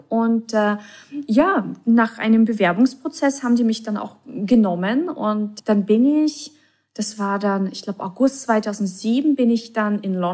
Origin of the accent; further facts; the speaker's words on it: Russia; also born or lived in Czech Republic; now in Germany; als ich nach Deutschland kam, also ich komme ja ursprünglich aus Russland oder bin mhm. in Tschechien geboren, in Russland aufgewachsen.